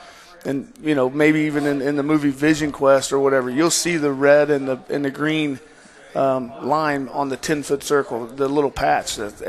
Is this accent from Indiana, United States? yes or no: yes; Muncie, Indiana, United States; growing up where I grew up in Muncie